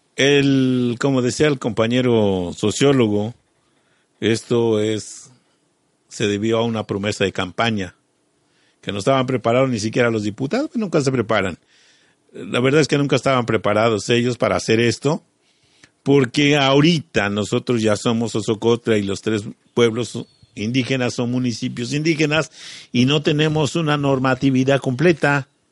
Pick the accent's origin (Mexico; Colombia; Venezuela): Mexico; Eso indígena ya lo tenemos en la sangre. Y eso es lo que somos todos los mexicanos